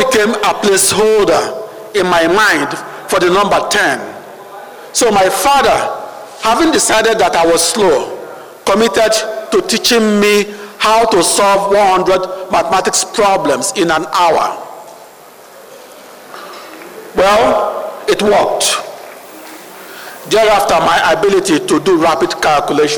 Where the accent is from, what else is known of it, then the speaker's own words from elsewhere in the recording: Onitsha, Anambra, Nigeria; now in Washington, D.C., United States; I began my journey in 1954 on the banks of the River Niger in my hometown, Onitsha